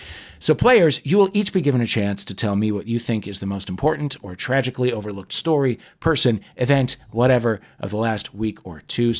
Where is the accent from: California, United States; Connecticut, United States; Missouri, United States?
Missouri, United States; St. Louis; I'm from St. Louis, Missouri, where we do have thin and crispy crust pizza.